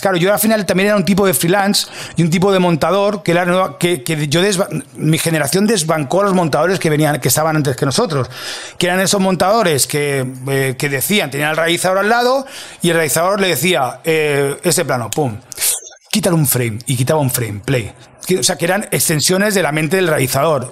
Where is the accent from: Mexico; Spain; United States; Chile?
Spain; Catalonia; also born or lived in Mataró (attended school there as a teen); now in Madrid, Spain; yo soy catalán